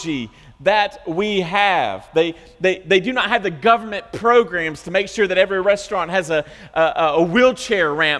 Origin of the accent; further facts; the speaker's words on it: the South, United States; We're from the South